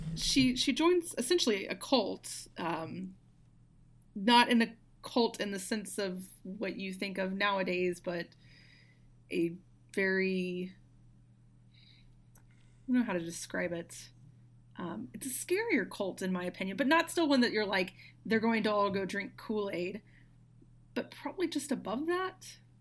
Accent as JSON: {"language": "English", "region": "Arkansas", "country": "United States", "also_born_or_lived": "outside of Memphis, Tennessee", "moved": "yes", "said": "I'm originally from Arkansas"}